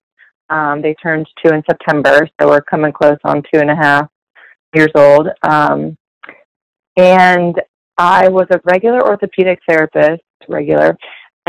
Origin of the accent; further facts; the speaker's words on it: Columbus, Ohio, United States; also born or lived in Athens, Ohio / Dayton, Ohio; I am from Columbus